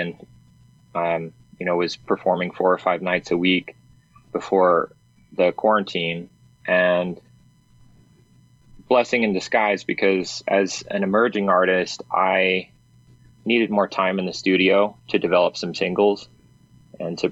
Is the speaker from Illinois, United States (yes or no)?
no; Albuquerque, New Mexico, United States; I was born and raised in Albuquerque